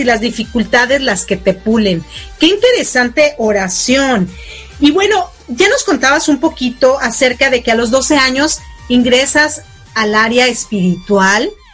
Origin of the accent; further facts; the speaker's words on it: Mexico; now in United States; bueno, allá en México, porque yo estoy en Estados Unidos